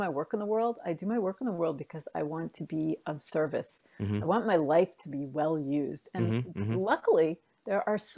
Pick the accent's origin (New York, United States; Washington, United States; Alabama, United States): New York, United States; accent: New York; moved away as an adult; now in Bay Area, United States; I grew up in and around New York, and which you might hear a little New York in my voice